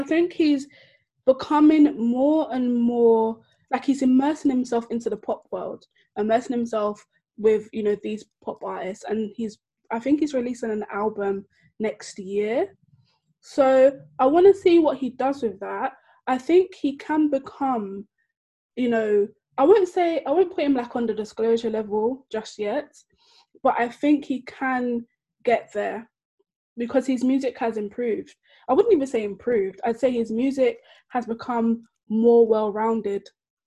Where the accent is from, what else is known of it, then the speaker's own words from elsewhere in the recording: Nigeria; As a Nigerian, I grew up in like White Garment Church for like 15 years